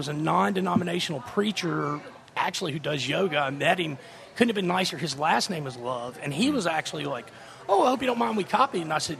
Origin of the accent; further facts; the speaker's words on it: Monroe, Louisiana, United States; now in New Orleans, United States; growing up in Monroe